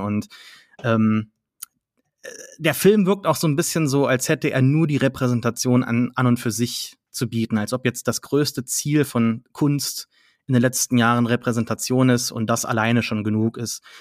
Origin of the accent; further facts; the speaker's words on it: Saarlouis, Saarland, Germany; meine Heimatstadt ein früheres, äh, ne, kein Schloss war, aber eine Festung